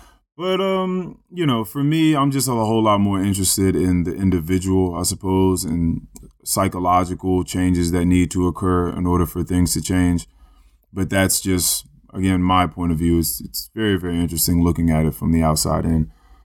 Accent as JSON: {"language": "English", "country": "United States", "said": "Like, I'm an American. I have my fucking rights."}